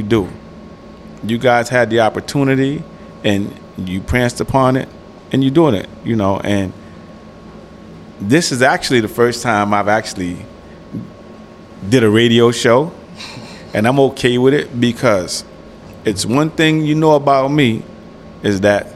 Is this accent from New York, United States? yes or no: yes; New York City, New York, United States; I'm a Harlem cat